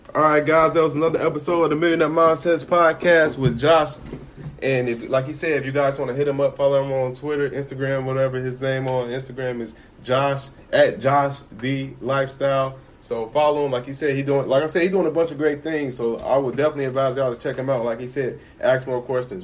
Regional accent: Chicago, Illinois, United States; I grew up in Chicago, so I was born in '93.

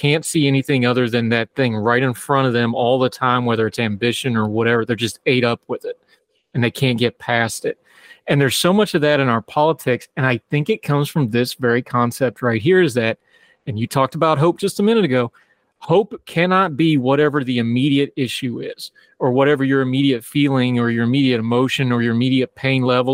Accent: West Virginia, United States; I come from West Virginia

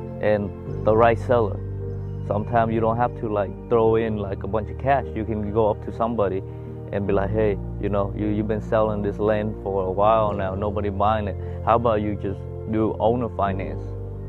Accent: Vietnam; now in United States

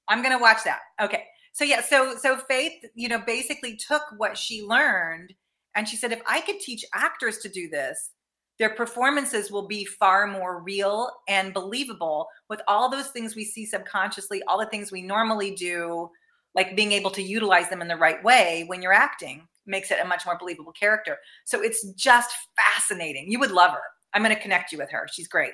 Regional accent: Danville, Illinois, United States; also born or lived in St. Louis, Missouri; now in Los Angeles, United States; dick van dyke earlier being from my hometown

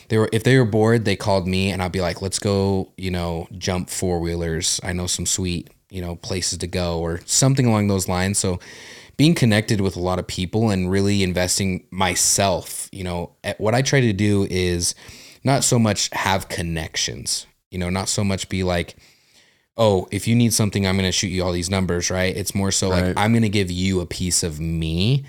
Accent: Utah, United States; also born or lived in New Mexico; Well, I was born in New Mexico, quickly moved to here to Utah.

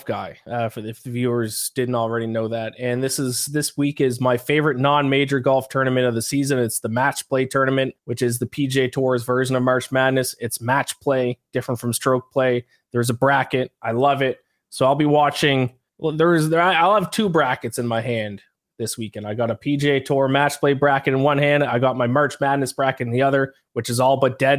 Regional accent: Canada; I'm Canadian.

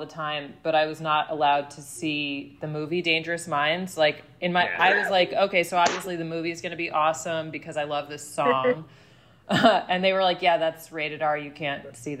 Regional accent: New Jersey, United States; I grew up in Jersey

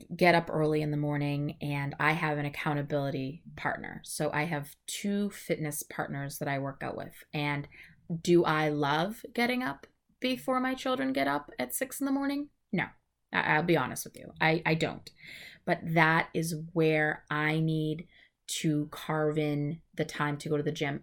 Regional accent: New England, United States; I am from New England

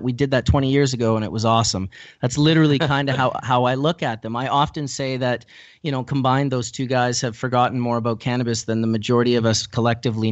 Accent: Winnipeg, Manitoba, Canada; I was originally from Winnipeg, Manitoba, which is the center of the province just above North Dakota

